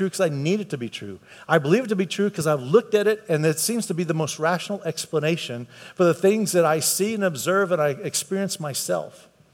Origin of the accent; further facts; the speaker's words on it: United States; I grew up in America, so that's why I'm a Christian.